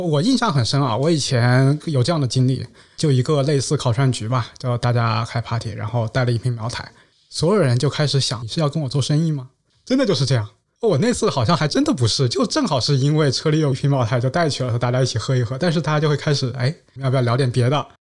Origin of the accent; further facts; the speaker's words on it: Guizhou, China; 我是贵州人，所以我对酱香的味道是非常非常有感情的